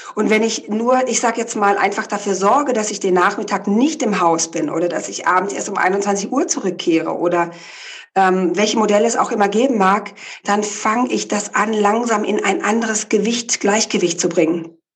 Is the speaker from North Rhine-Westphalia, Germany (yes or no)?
no; the Ländle, Baden-Württemberg, Germany; moved away; also born or lived in Hamburg / Berlin; Ganz ursprünglich komme ich ja aus dem Ländle von einem kleinen Bauernhof.